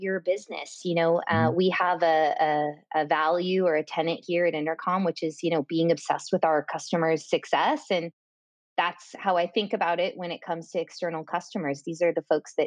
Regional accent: California, United States; moved away as an adult; also born or lived in London / Dublin; I am from California and currently residing in California

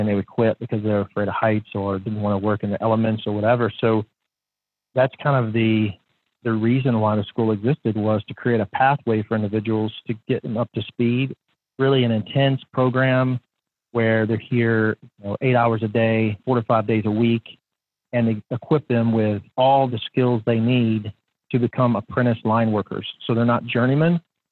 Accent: Northern Alabama, United States; moved away as an adult; now in Chattanooga, United States; I was not necessarily a country boy growing up in Northern Alabama

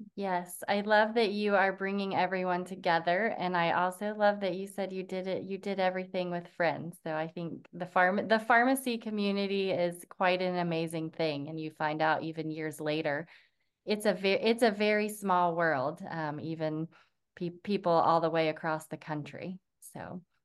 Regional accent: near Tampa, Florida, United States; now in Jacksonville, United States; I'm in Jacksonville, um, but grew, grew up very close to Tampa

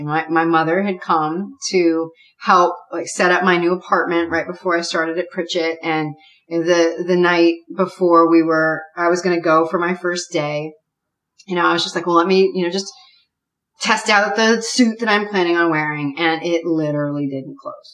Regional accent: New England, United States; also born or lived in Dallas; New Englander

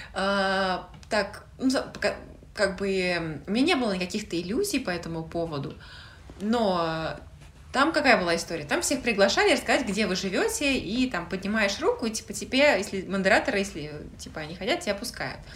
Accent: Russia; now in United Kingdom; я из России

